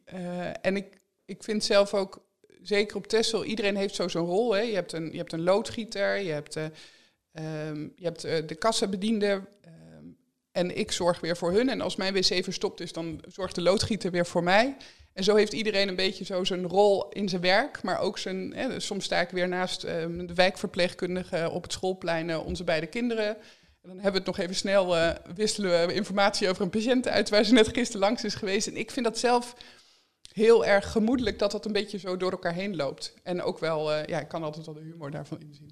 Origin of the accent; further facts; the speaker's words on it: Drenthe, Netherlands; also born or lived in Amsterdam; now in Texel, Netherlands; ik ben opgegroeid in Drenthe